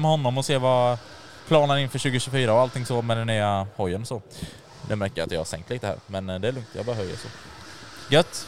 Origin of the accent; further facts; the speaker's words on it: Jönköping, Jönköping County, Sweden; Vi kommer från Jönköping vi tre